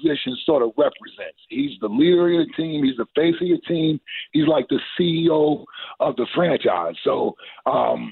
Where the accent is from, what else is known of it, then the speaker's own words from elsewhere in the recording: Cincinnati, Ohio, United States; I'm from Cincinnati